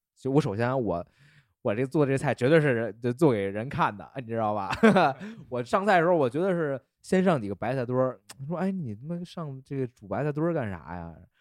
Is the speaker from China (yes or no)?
yes; China; 咱们中国人